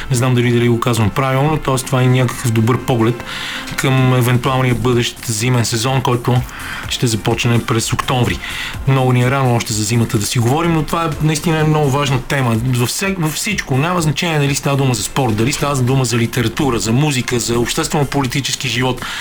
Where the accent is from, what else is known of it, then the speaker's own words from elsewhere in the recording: Bulgaria; как ние, някакси и като българи и нашите много приятели, предполагам, въпреки че с сме малко от различни поколения, непрекъснато се стремим към някакъв друг свят